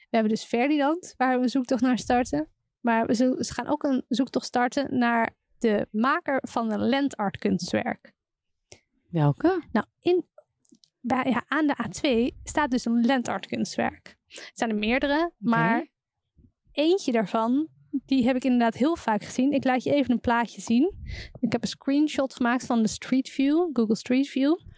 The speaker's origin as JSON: {"language": "Dutch", "town": "Amsterdam", "region": "North Holland", "country": "Netherlands", "said": "vanuit Amsterdam als Amsterdammer doe je dat natuurlijk standaard."}